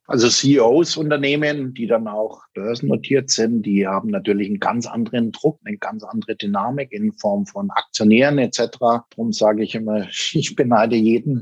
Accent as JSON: {"language": "German", "country": "Germany", "said": "das war bei uns in Deutschland"}